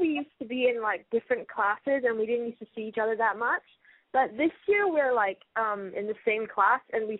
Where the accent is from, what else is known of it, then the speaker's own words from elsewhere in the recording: Singapore; So I'm 17 and I'm from Singapore.